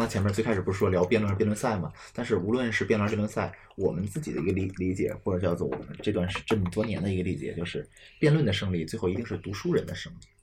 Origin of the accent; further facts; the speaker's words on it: Beijing, China; 我自己是从小在北京胡同里长大